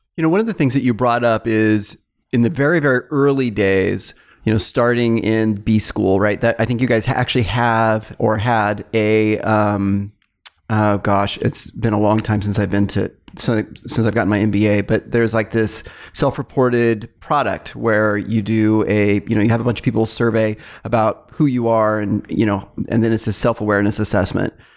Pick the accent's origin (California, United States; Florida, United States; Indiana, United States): California, United States; Fresno; my hometown, Fresno State